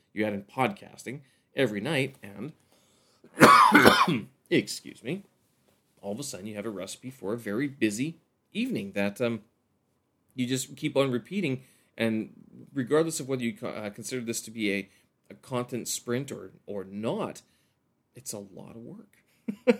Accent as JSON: {"language": "English", "country": "Canada", "moved": "yes", "lives_now": "Beijing, China", "said": "I'm a Canadian expat here in Beijing, China"}